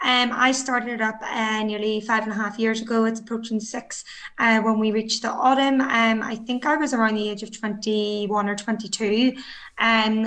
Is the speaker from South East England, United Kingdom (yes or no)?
no; Belfast, Northern Ireland, United Kingdom; I'm 28 years old. I'm from North Belfast.